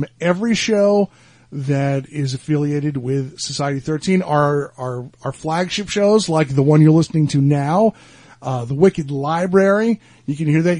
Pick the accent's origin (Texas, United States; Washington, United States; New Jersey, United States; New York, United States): New Jersey, United States; Boonton; moved away; my hometown. Yeah. In Boonton.